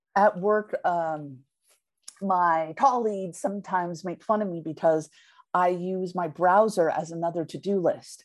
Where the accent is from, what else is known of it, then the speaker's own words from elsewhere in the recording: the Peninsula, California, United States; also born or lived in Redwood City; born and raised in the peninsula, and then we moved to Redwood City